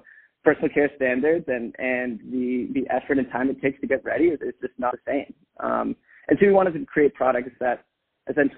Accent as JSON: {"language": "English", "area": "Bay Area", "region": "California", "country": "United States", "tie": "born or raised there", "also_born_or_lived": "Boston", "said": "I grew up in the Bay Area, so went to school locally"}